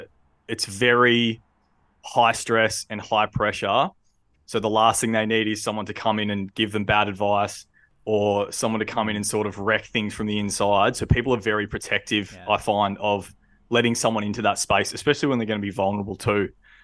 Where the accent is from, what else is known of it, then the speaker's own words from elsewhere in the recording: Victoria, Australia; So I grew up down on the Mornington Peninsula. Lovely, lovely place to grow up.